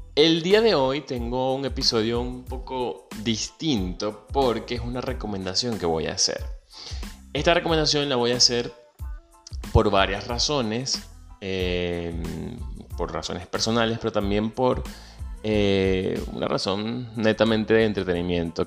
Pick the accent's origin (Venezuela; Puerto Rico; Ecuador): Venezuela; moved away; Soy venezolano, emigrante.